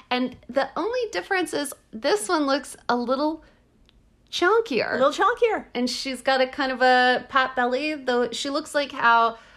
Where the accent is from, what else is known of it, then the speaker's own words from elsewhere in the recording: United States; We're American.